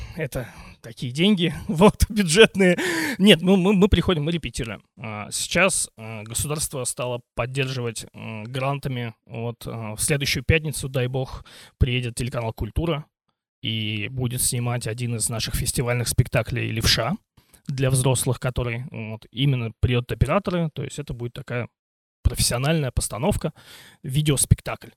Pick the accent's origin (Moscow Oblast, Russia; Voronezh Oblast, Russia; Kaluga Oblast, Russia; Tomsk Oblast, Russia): Moscow Oblast, Russia; Voskresensk; now in Ivanovo, Russia; я родился не в Иванове, а в Московской области, в городе Воскресенске